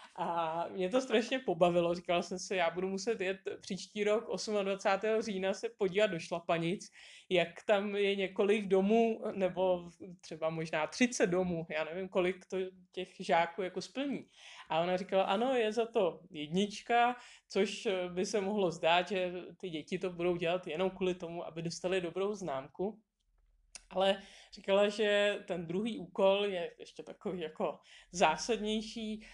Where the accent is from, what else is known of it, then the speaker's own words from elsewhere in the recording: Czechia; jsme z Čech